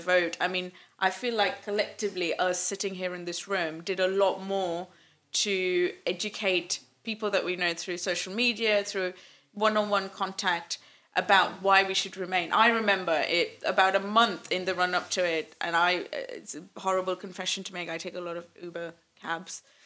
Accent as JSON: {"language": "English", "country": "Malaysia", "moved": "yes", "lives_now": "England", "said": "we're from Malaysia"}